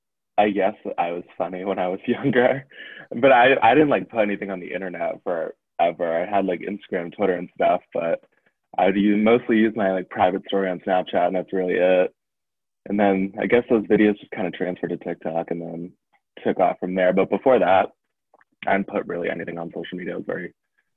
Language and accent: English; Foxborough, Massachusetts, United States; Yeah, Foxborough.